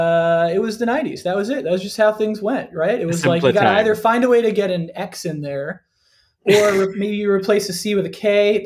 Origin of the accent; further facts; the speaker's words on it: North Florida, United States; I am genuinely from Florida